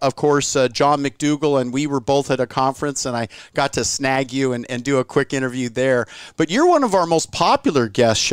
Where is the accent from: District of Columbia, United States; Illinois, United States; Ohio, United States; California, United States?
California, United States; I've lived, born and raised in California my whole life